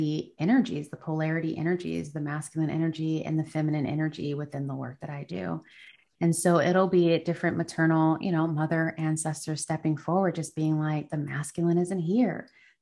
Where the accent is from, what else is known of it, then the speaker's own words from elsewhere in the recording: United States; I'm American